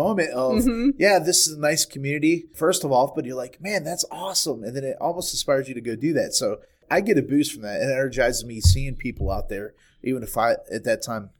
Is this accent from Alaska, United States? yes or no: no; Freedom Township, Ohio, United States; also born or lived in Garrettsville, Ohio; I used to live in Garrettsville. I grew up in Freedom Township.